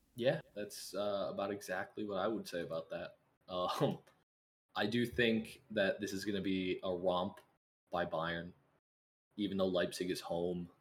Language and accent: English; United States; I'm American